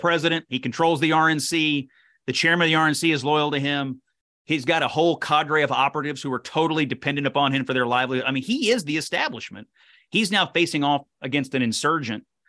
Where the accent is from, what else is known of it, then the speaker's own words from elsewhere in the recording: Kentucky First District, United States; I was born and raised in the Kentucky First District